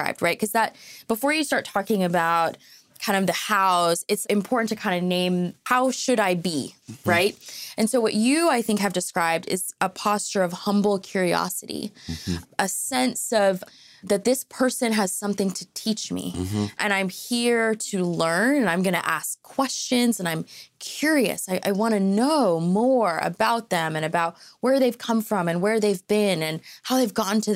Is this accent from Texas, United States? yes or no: no; Fort Lauderdale, Florida, United States; I grew up in Fort Lauderdale in South Florida